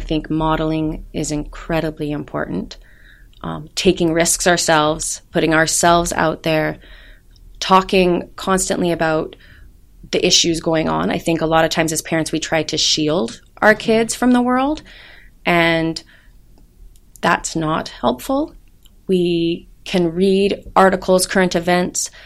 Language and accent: English; United States; I'm American